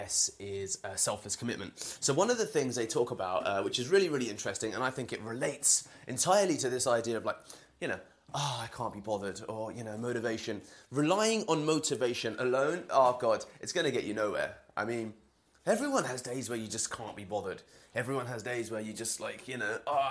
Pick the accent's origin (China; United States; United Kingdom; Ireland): United Kingdom; London; I'm from London, as you can hear from my accent.